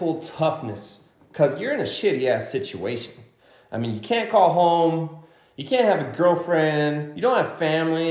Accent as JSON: {"language": "English", "country": "United States", "tie": "born or raised there", "also_born_or_lived": "Mexico", "said": "I was raised most of my life in the U.S., going to elementary through college in the U.S."}